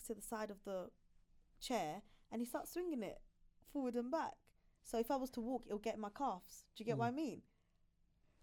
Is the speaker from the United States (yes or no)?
no; London, United Kingdom; I grew up in Clapton. Yeah, Murder Mile.